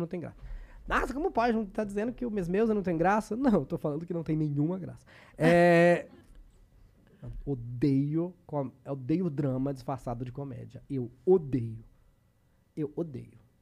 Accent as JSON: {"language": "Portuguese", "country": "Brazil", "said": "o fato de ser brasileiro"}